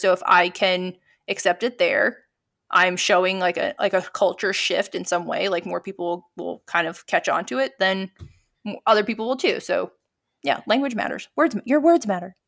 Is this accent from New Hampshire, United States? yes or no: no; New York, United States; also born or lived in Pennsylvania; now in Brooklyn, United States; I was from New York